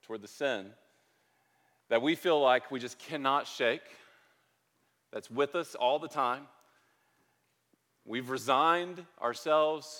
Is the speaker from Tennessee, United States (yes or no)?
yes; Memphis, Tennessee, United States; I grew up in Memphis